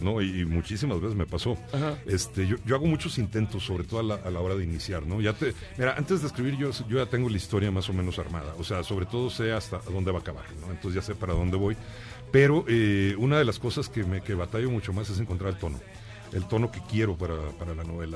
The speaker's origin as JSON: {"language": "Spanish", "town": "Monterrey", "region": "Nuevo León", "country": "Mexico", "tie": "born or raised there", "said": "me crié ahí, fíjate, yo nací en León, pero me llevaron de niño para el norte"}